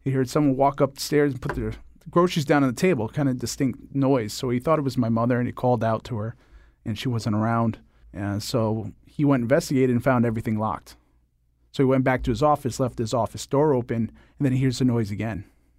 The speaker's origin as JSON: {"language": "English", "region": "Connecticut", "country": "United States", "tie": "born or raised there", "also_born_or_lived": "Rochester", "said": "Well, technically, I was born in Rochester, New York, but I spent most of my life in Connecticut. And I currently live in New London, Connecticut"}